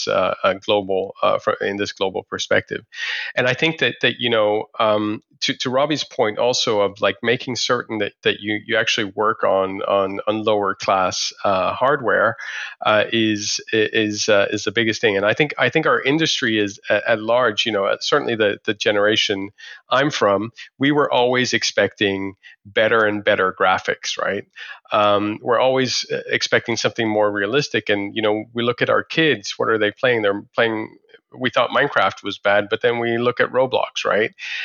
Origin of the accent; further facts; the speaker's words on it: Delhi, India; I was actually born in India as well. I was born in Delhi